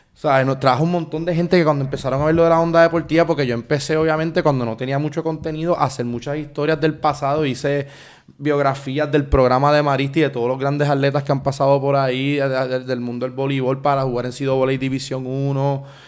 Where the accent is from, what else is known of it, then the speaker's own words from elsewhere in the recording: Puerto Rico; nosotros como puertorriqueños